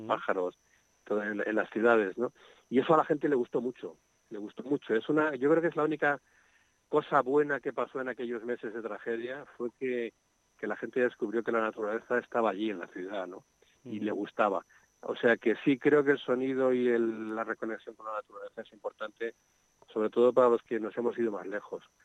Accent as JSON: {"language": "Spanish", "town": "Madrid", "region": "Community of Madrid", "country": "Spain", "tie": "born or raised there", "moved": "yes", "lives_now": "Segovia, Spain"}